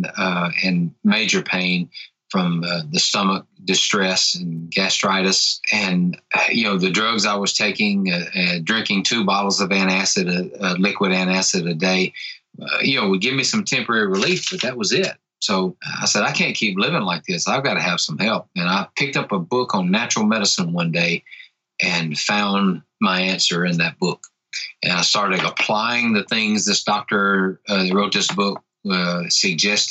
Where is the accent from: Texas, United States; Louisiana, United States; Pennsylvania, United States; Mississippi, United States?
Mississippi, United States; Tupelo; I am from North Mississippi in the United States of America, in a little town called Tupelo